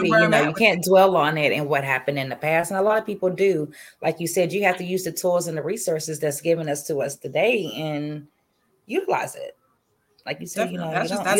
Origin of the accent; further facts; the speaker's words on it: Kentucky, United States; growing up in Kentucky, we wasn't, I didn't know anything about it until you said something about it a few days ago, and I'm 38 years old.